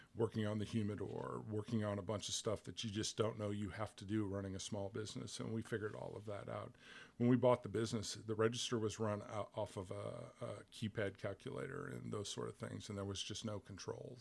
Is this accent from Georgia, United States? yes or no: no; Bloomington, Illinois, United States; moved away as an adult; also born or lived in Chicago, United States; now in Little Rock, United States; I was born in Bloomington, Normal, which is central Illinois. I spent most of my life in central Illinois.